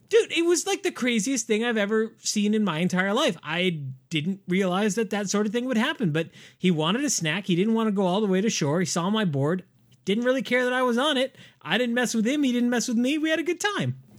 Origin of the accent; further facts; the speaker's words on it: San Diego, California, United States; the SeaWorld that I grew up next to in San Diego